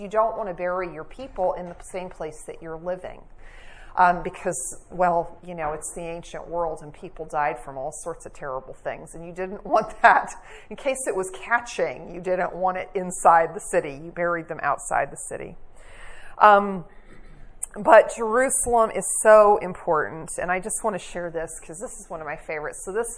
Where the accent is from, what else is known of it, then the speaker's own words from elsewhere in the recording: England, United Kingdom; I grew up in England